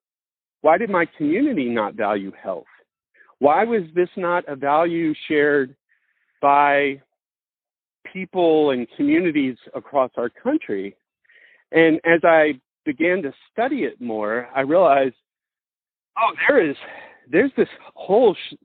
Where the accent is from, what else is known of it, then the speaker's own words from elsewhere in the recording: Mississippi, United States; growing up in Mississippi